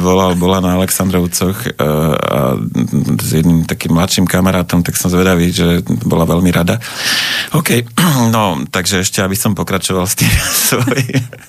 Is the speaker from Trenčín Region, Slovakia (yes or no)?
yes; Prievidza, Trenčín Region, Slovakia; vyrastal som v takom, by som povedal, intelektuálnom prostredí v Prievidzi